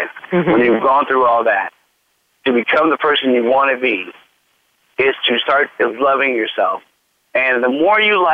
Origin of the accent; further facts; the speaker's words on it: United States; I believe that I am an American. I may have a lot of mixture in me, but ultimately I am an American